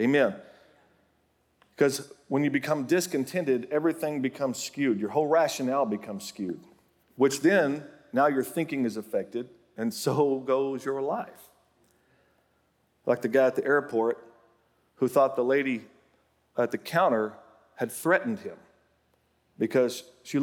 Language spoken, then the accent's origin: English; Oklahoma, United States; my home state of Oklahoma